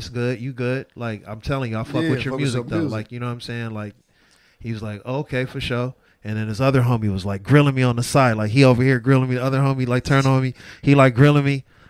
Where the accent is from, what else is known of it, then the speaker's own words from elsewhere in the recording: Los Angeles, California, United States; like, I'm from Los Angeles, South Central.